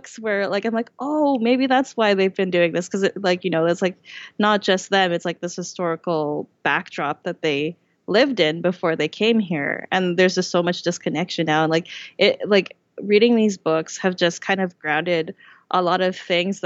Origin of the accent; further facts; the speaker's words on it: Vancouver, British Columbia, Canada; I was born and raised in Vancouver. I've never lived anywhere else.